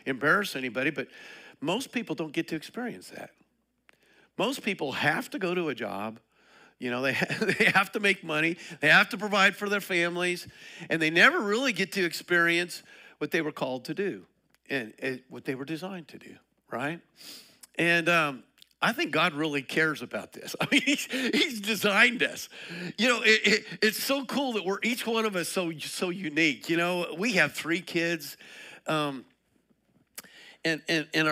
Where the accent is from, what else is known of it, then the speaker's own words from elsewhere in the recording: Colorado, United States; now in Liberty Hill, United States; I'm from Colorado